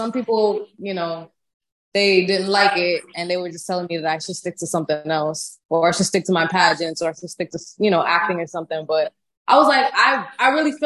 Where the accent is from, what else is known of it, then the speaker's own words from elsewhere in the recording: Miami, Florida, United States; now in Atlanta, United States; I'm from Miami